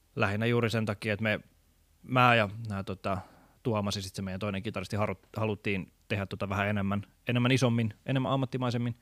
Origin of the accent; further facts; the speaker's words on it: Tampere, Pirkanmaa, Finland; moved away; mä oon kotoisin Tampereelta